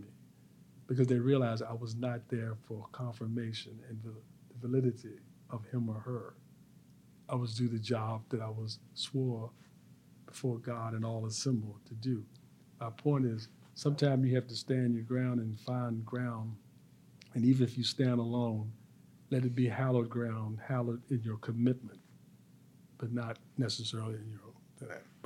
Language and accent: English; Petersburg, Virginia, United States; also born or lived in Philadelphia; I'm from Petersburg, spent all my time there except for a little part growing up